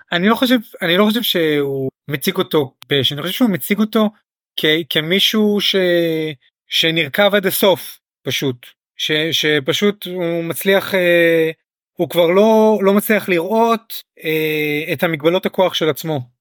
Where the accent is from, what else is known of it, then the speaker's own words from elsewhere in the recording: Israel; החוויה שלנו כישראלים